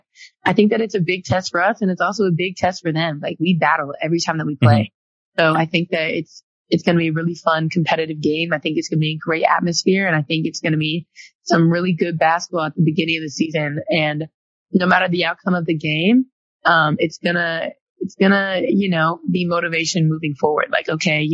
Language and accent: English; the Bay Area, California, United States; I'm from the Bay